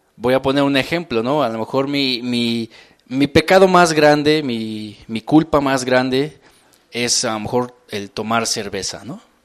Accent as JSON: {"language": "Spanish", "region": "Mexico City", "country": "Mexico", "said": "acelere que tenemos como, como mexicanos, como defeños"}